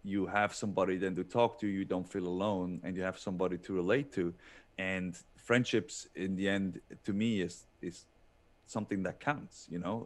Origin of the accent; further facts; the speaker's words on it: Switzerland; moved away as an adult; growing up in Switzerland where every, every mountain, uh, has its own, like, um, fairy tale book